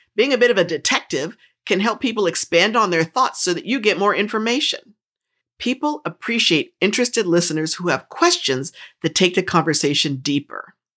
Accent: New Jersey, United States; I grew up in New Jersey, and I talk really fast

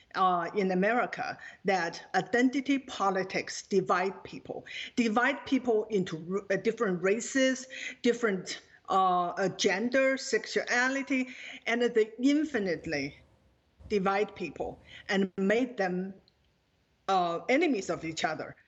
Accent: China; now in United States; Growing up in China

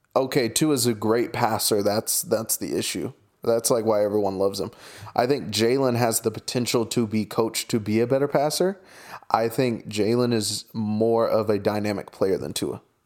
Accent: Oklahoma, United States; I'm from Oklahoma

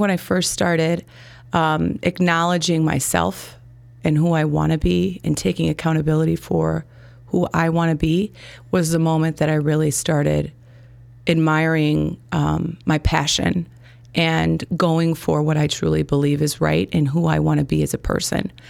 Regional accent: Gurnee, Illinois, United States; also born or lived in Chicago; I grew up in Gurnee, Illinois. I was born in Chicago.

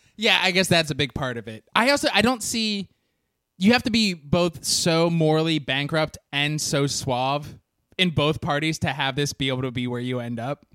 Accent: Orange County, California, United States; growing up in Orange County.

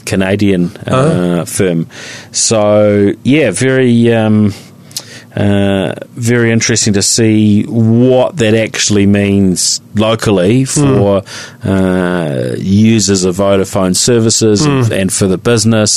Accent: Christchurch, Canterbury, New Zealand; I remember growing up in Christchurch

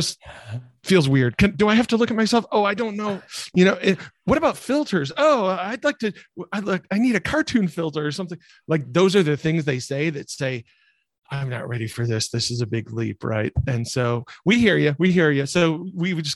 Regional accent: rural Michigan, United States; I grew up in rural Michigan, where the word entrepreneur just isn't used

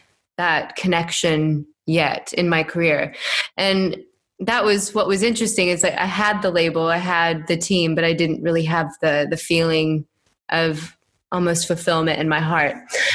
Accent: Iowa, United States; I grew up in the Midwest, little farm town in Des Moines, Iowa, just east of Des Moines.

